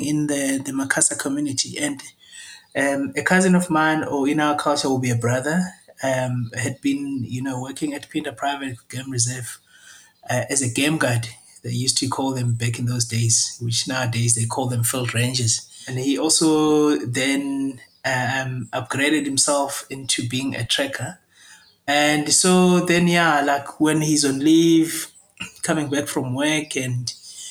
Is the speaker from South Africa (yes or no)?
yes; Jozini, KwaZulu-Natal, South Africa; comes from the rural communities in an area called Jozini. That's where I grew up.